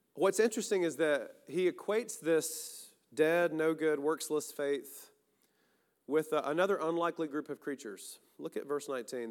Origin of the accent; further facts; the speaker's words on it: the South, United States; We have our own versions in the South